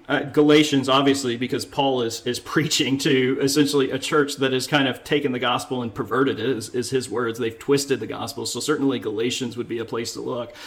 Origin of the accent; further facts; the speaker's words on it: United States; Being an American